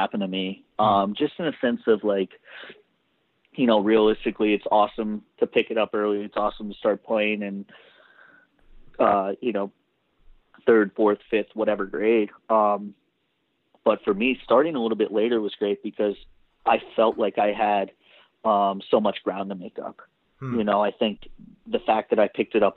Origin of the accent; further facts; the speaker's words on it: Dallas, Texas, United States; also born or lived in Pittsburgh; I grew up in Dallas, but both my parents are Canadian